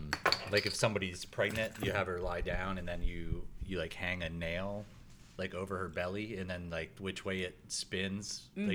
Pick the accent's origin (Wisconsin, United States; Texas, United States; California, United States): Wisconsin, United States; moved away; I grew up in Wisconsin.